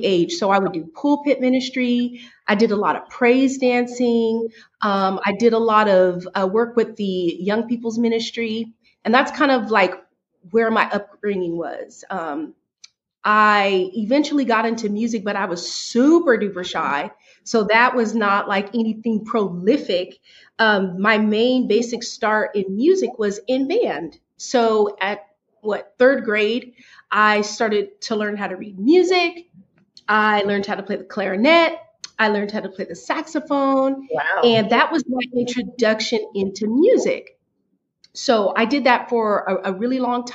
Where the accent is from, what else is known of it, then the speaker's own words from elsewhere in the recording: Sacramento, California, United States; also born or lived in Oakland, California; I was born in Oakland, California, raised in Sacramento, California